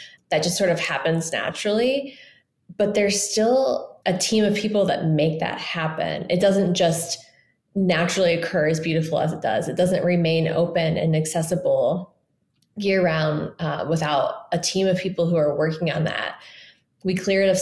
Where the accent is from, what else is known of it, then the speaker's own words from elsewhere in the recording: Indianapolis, Indiana, United States; moved away as an adult; also born or lived in Bay Area; I was born and raised in Indianapolis